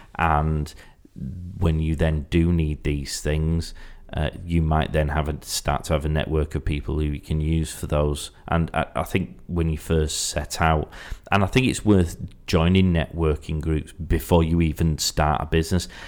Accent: Yorkshire and the Humber, United Kingdom; I'm from Yorkshire

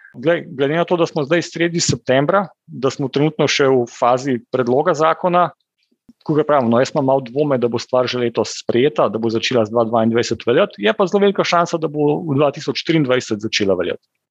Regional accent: Slovenia

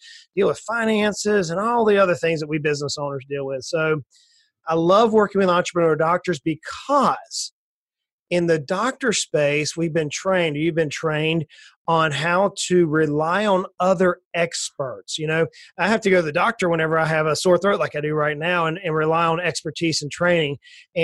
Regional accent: South Georgia, United States; I grew up in South Georgia. I'm an old country boy that grew up on the swamps of near the Atlantic Ocean, just north of Florida by a little bit

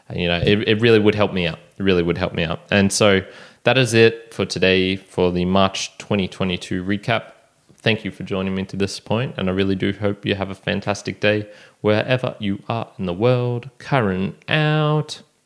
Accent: Australia; take me as an Australian

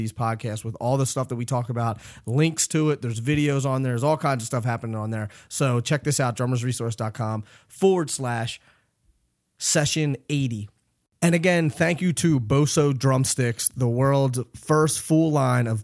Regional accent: Philadelphia, Pennsylvania, United States; moved away; I'm originally from Philly, but I live up here now.

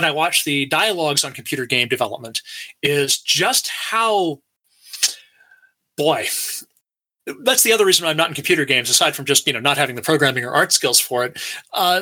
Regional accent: Alaska, United States; now in Troy, United States; went to University of Alaska, growing up in Alaska

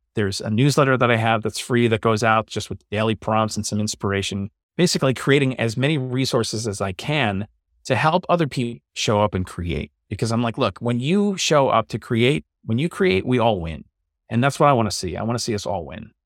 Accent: New York City, New York, United States; moved away as an adult; also born or lived in Long Island; now in New Jersey, United States; I grew up in New York and Staten Island, and I've pretty much stayed around this area. I was on Staten Island for most of my life

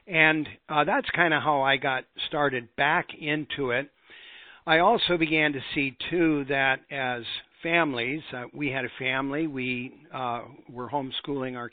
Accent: Montana, United States; I grew up in Montana, and that's a rock hound's paradise.

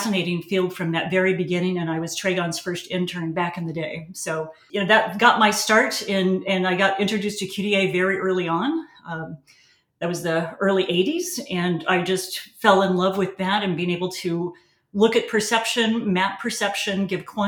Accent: Illinois, United States; moved away; also born or lived in Davis, California; I grew up in Illinois on a farm.

